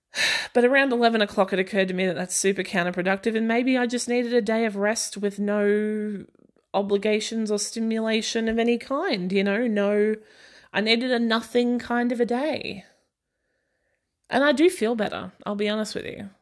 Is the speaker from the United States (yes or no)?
no; Australia; i'm aussie and i did grow up in a small town